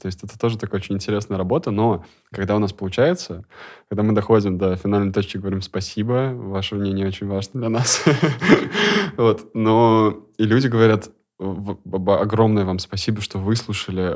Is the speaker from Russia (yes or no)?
yes; Kazan, Tatarstan, Russia; я из Казани